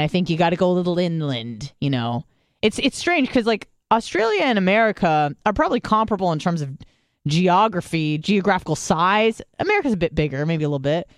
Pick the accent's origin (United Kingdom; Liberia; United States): United States; San Diego, California; I grew up in San Diego